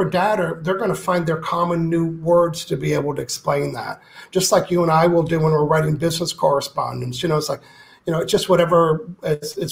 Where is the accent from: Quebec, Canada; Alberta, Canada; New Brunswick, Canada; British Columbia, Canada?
New Brunswick, Canada; I'm from New Brunswick